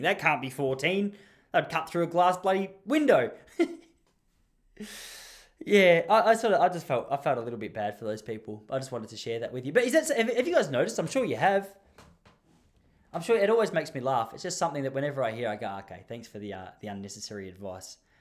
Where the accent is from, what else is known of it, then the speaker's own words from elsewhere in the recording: Melbourne, Victoria, Australia; I'm from Mel-, I'm just from Melbourne.